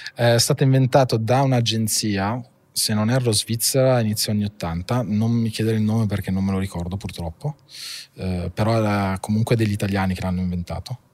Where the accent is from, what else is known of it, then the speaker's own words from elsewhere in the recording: Monza, Lombardy, Italy; also born or lived in Milan / Paris / Argentina; io sono nato a Milano alla fine ho sempre vissuto a Monza